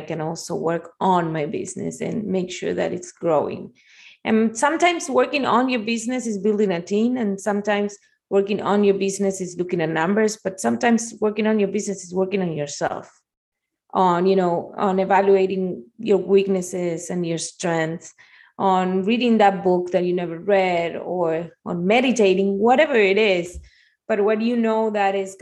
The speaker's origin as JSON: {"language": "English", "country": "Argentina", "tie": "born or raised there", "also_born_or_lived": "Spain", "moved": "as an adult", "lives_now": "Miami, United States", "said": "I'm Argentinian. I was born in Argentina"}